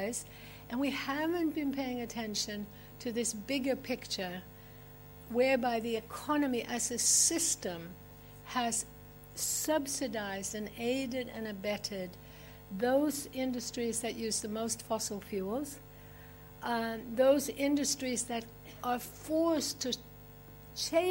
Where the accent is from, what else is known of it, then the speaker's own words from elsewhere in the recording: Sweden; moved away; I'm originally from Sweden